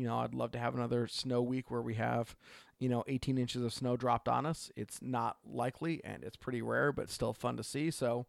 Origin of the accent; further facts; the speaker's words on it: Oregon, United States; from Oregon.